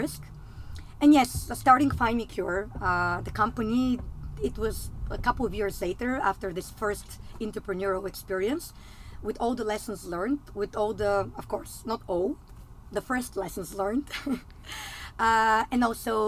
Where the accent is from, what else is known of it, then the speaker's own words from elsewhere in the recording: Bulgaria; I'm actually coming from Eastern Europe. I'm originally from Bulgaria.